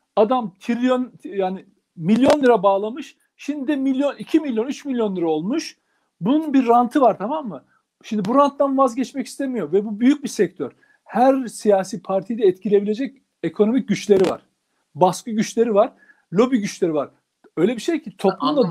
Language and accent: Turkish; Turkey; Ben bir Türk olarak